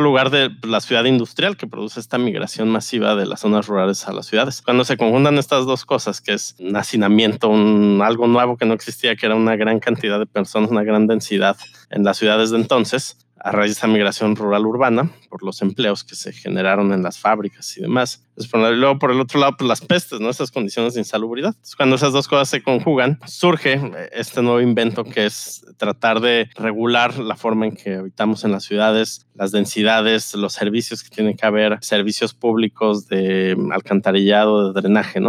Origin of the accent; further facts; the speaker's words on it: Mexico; los habitantes en México vivimos en ciudades, ¿no? Somos un país urbano